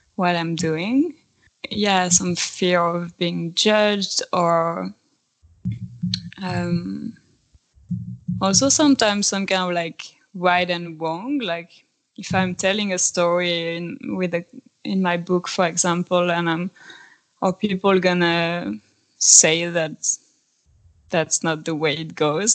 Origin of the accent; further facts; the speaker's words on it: France; moved away as an adult; now in Sweden; I come from France, but I've been living in Sweden for the last seven years now.